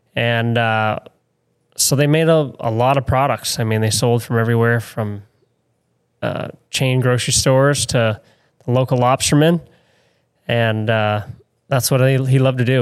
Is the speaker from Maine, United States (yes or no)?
yes; St. George, Maine, United States; I grew up in Saint George, actually really close to Ratcliffe Island